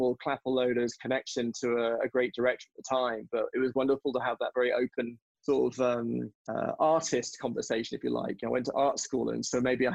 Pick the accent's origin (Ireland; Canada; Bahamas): Bahamas; also born or lived in England; now in United States; I grew up on the Bahamas and on an island.